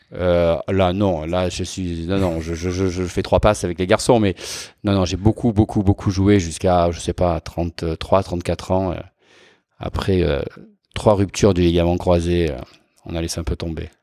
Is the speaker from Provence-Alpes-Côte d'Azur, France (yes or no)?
yes; Toulon, Provence-Alpes-Côte d'Azur, France; moved away; je suis né à Toulon. Je suis né à Toulon, dans le Var, bord de la Méditerranée.